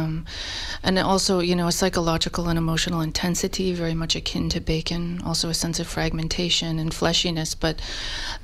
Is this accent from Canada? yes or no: yes; Nova Scotia, Canada; moved away as an adult; also born or lived in Ontario / Toronto; now in Berlin, Germany; I am originally from Nova Scotia, and I completed my graduate studies in Ontario, and I'm Berlin-based now.